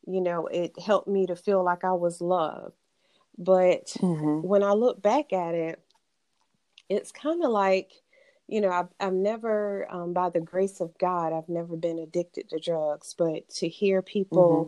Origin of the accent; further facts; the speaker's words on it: Bamberg County, South Carolina, United States; accent: country drawl; also born or lived in Olar, South Carolina; raised in a small county in South Carolina called Bamberg County. And I say Bamberg County because I started out in Bamberg, South Carolina. And then I moved to an even smaller town within the county called Oler, South Carolina.